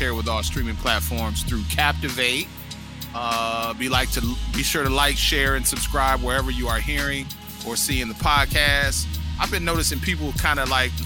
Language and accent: English; Flint, Michigan, United States; I grew up in Flint.